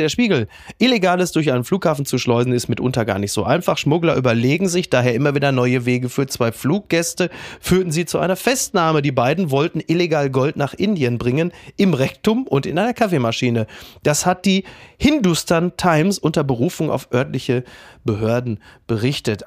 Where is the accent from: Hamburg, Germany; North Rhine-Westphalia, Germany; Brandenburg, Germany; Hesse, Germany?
North Rhine-Westphalia, Germany; Castrop-Rauxel; in Henrichenburg in meinem Heimatdorf